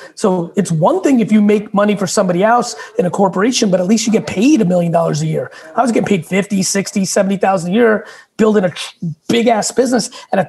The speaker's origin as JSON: {"language": "English", "town": "Queens", "region": "New York", "country": "United States", "tie": "born or raised there", "also_born_or_lived": "Russia", "said": "came to this country with nothing. I was born in Russia, lived in a studio in Queens with like 8 family members. Like, I grew up rugged."}